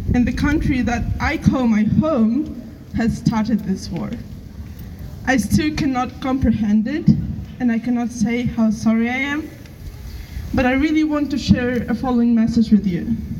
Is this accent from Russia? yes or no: yes; Russia; moved away; I am from Russia.